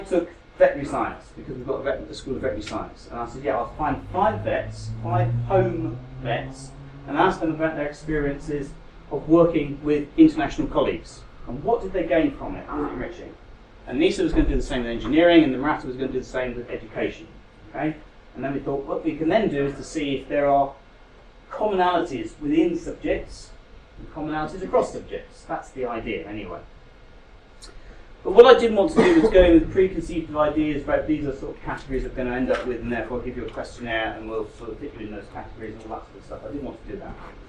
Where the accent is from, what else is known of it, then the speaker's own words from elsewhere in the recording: South Devon, South West England, United Kingdom; moved away as an adult; also born or lived in London; I was born and raised in South Devon.